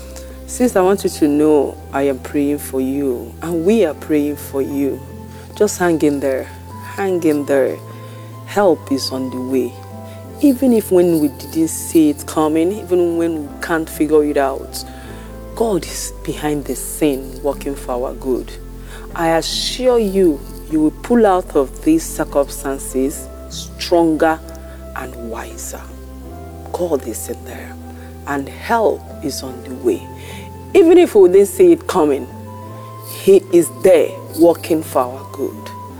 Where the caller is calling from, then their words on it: France; I'm calling in from France.